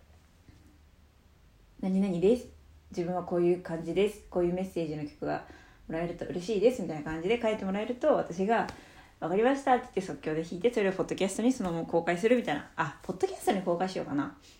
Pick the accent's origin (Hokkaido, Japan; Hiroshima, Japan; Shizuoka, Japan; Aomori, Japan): Hokkaido, Japan; Obihiro; 私帯広市なんですけど